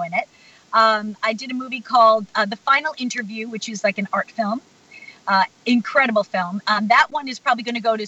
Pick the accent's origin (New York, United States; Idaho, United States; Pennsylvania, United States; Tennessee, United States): New York, United States; Plainview; I'm from Plainview, Long Island